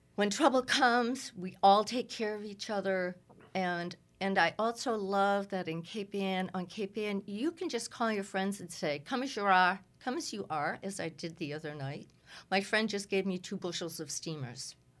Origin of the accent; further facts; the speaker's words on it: Cape Ann, Massachusetts, United States; I was raised, uh, around a lot of Swedes on Cape Ann.